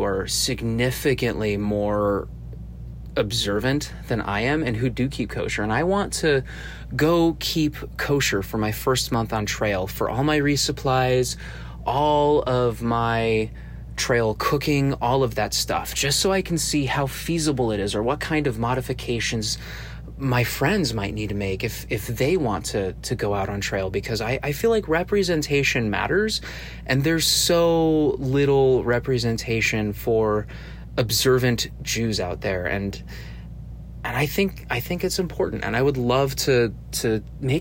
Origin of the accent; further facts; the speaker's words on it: Arizona, United States; I'm originally from Arizona.